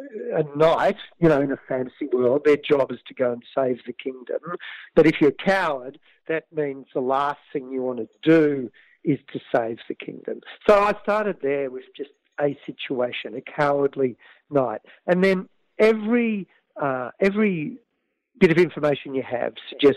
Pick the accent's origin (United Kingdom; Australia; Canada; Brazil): Australia; Canberra, Australian Capital Territory; my own childhood growing up in Canberra